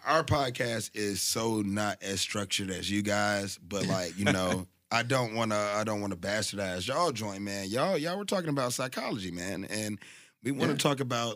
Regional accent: Southampton County, Virginia, United States; I'm from Virginia, so I'm from the top of the South.

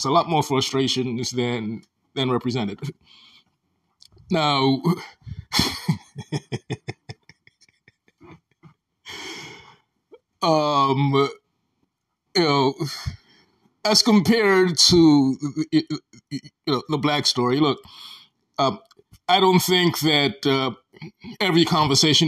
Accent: Sierra Leone; now in United States; As an African, I am from Sierra Leone, West Africa, a very small country.

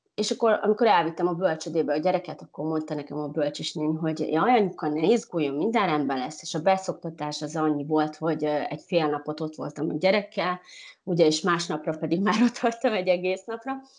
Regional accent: Uzhhorod, Zakarpattia Oblast, Ukraine; moved away as an adult; now in Portugal; De mivel én kárpátai magyar vagyok, ugye Ungváról, Ukrajnából

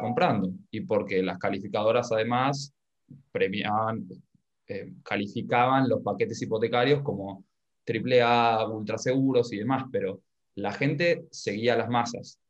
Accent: Argentina; habitante argentino

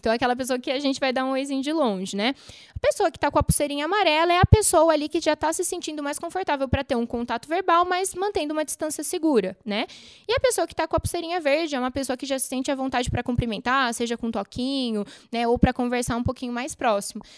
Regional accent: Brazil; como bons brasileiros

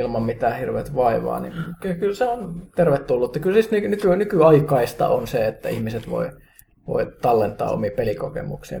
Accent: Kajaani, Kainuu, Finland; mun kotikaupunkini Kajaanin

